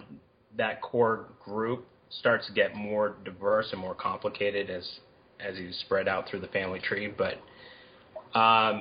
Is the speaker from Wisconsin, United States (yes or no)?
no; Berkeley, California, United States; also born or lived in Boulder, Colorado; I grew up in Berkeley